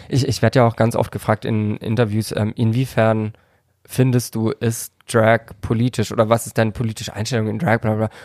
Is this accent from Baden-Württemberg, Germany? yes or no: yes; Karlsruhe, Baden-Württemberg, Germany; Ich komme aus Karlsruhe